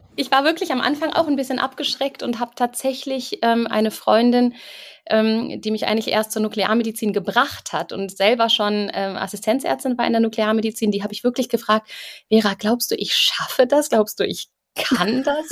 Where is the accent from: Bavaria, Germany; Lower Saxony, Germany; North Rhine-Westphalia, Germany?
North Rhine-Westphalia, Germany; Cologne; moved away as an adult; now in Munich, Germany; Ich bin eigentlich Kölnerin